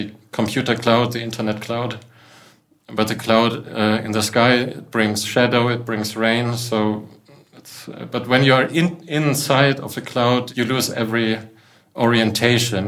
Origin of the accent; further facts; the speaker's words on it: Munich, Bavaria, Germany; I'm from Munich. I work in Munich. And I come from an artist family in Munich.